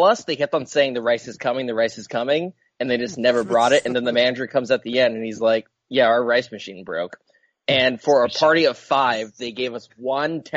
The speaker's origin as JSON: {"language": "English", "region": "Washington", "country": "United States", "said": "I'm from Washington"}